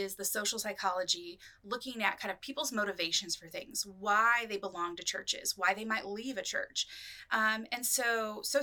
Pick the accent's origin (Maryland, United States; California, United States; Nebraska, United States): California, United States; Northern; moved away as an adult; also born or lived in Portland, Oregon / Indiana; I grew up in Northern California